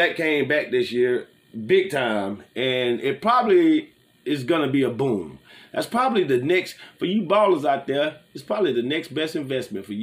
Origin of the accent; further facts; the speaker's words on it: Gulf Coast, United States; I'm from the Gulf Coast.